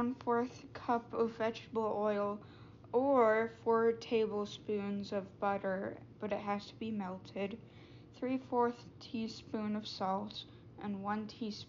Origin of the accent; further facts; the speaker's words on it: Wisconsin, United States; born there; I was born in Wisconsin, home of the cheesehead, larger than life food-related hats are my birthright.